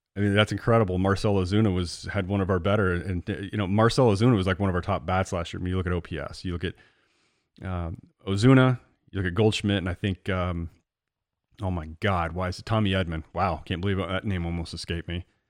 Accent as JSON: {"language": "English", "region": "Central Illinois", "country": "United States", "tie": "born or raised there", "said": "growing up in Central Illinois, I mean, literally, I'm right between Chicago and St. Louis"}